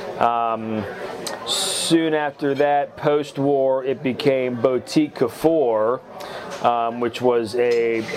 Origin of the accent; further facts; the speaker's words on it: West Virginia, United States; now in Nashville, United States; I grew up in a small town in West Virginia